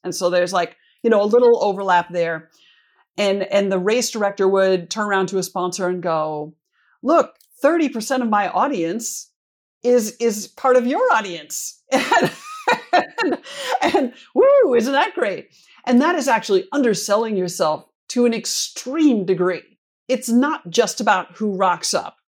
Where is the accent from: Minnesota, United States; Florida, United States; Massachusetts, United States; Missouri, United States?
Minnesota, United States; moved away; I'm from Minnesota originally, and, uh, the Twin Cities Marathon, I'm actually from closer to the Grandma's Marathon up on the north shore